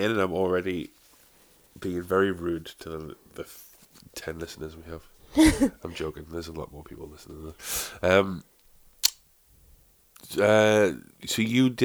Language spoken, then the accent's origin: English; South Shields, North East England, United Kingdom; I'm from Shields, which is like a small town.